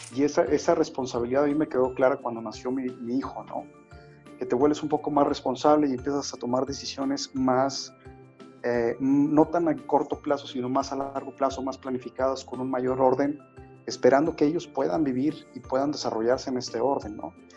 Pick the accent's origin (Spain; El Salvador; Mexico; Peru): Mexico; como mexicanos